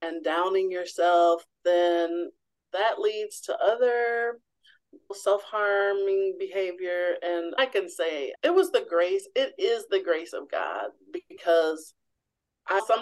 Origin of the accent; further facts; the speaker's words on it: Missouri, United States; I grew up in the Show Me State in Missouri